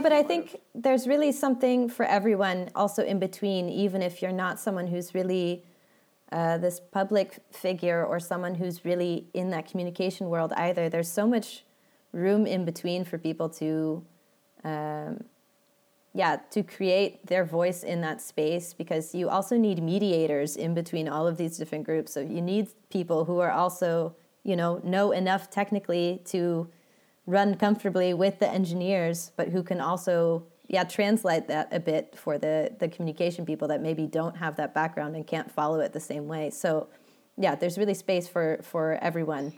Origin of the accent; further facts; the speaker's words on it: Redwood City, California, United States; moved away as an adult; also born or lived in Portland; now in Netherlands; grew up in the Bay, uh, grew up in Redwood City